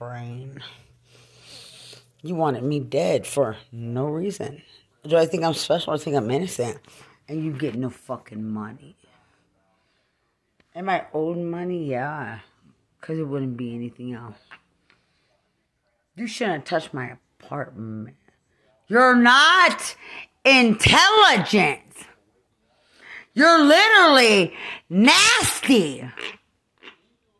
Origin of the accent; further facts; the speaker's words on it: Lubbock, Texas, United States; also born or lived in Fort Bragg / San Antonio; I'm from Lubbock